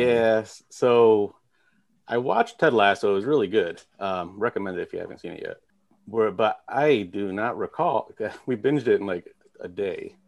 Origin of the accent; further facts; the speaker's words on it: Northern Illinois, United States; now in New Haven, United States; born and raised in Northern Illinois